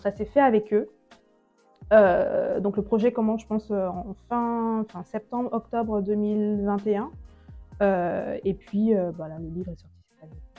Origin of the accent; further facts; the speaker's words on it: Douala, Littoral, Cameroon; moved away; also born or lived in Paris; je suis née à Paris, mais j'ai grandi à Douala, au Cameroun